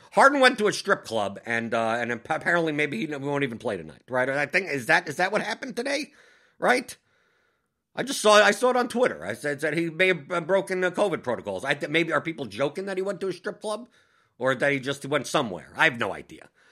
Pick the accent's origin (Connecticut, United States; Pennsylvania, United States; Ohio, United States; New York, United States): New York, United States; I'm from New York